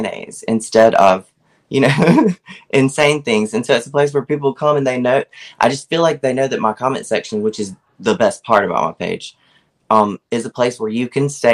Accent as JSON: {"language": "English", "town": "Laurel", "region": "Mississippi", "country": "United States", "tie": "born or raised there", "said": "that's where I am, in South Mississippi"}